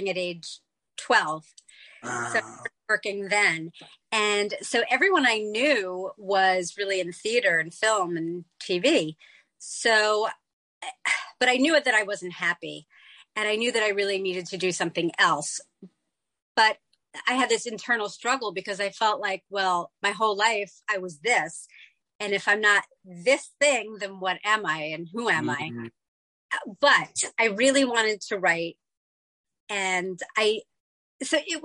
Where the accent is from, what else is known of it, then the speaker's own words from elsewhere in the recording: New York City, New York, United States; I grew up in New York City.